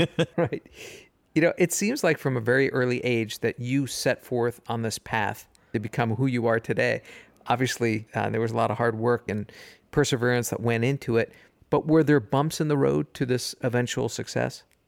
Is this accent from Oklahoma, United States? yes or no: no; New York, United States; I'm from New York